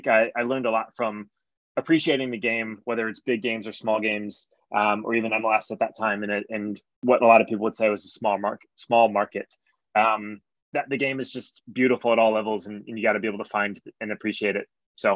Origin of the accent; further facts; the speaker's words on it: United States; And when I grew up in the States, so I'm 33 now. I was born in 1989.